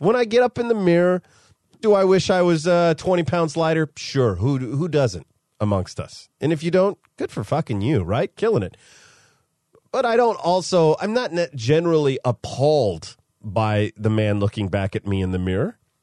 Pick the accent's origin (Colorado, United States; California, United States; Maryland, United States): California, United States; Modesto; moved away; my hometown of Modesto, California